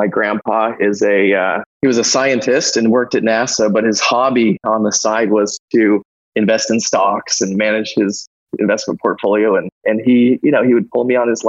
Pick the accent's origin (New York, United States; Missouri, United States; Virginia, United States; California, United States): Virginia, United States; Northern; I grew up in Northern Virginia